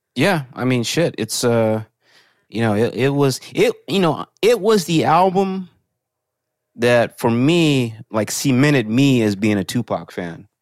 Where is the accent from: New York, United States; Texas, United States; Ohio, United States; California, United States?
Texas, United States; I'm from Texas